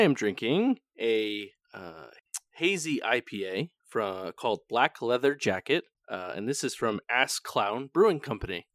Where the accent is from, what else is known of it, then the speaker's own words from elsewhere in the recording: New England, United States; moved away; we're from New England and New Englanders are kinda, kinda jerks